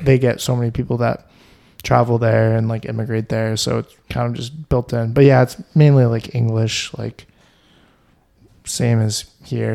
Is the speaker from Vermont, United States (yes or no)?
yes; Vermont, United States; I'm from Vermont